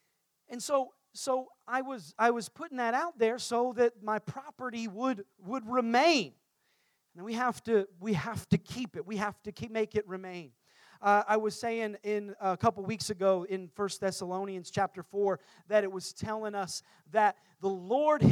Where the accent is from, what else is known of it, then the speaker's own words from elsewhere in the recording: Indianapolis, Indiana, United States; moved away; I grew up in Indiana.